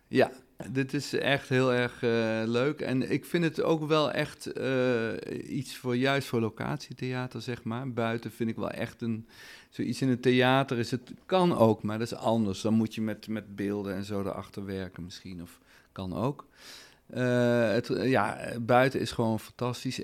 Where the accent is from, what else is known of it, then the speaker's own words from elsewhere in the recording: Netherlands; wij zijn een rijk land